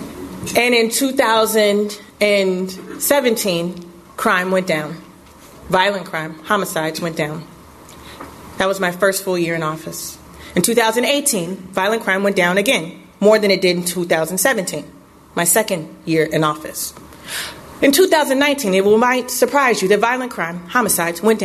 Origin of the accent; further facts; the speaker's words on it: Chicago, Illinois, United States; I lived at 624 West Division in the Cabrini-Green Public Housing Project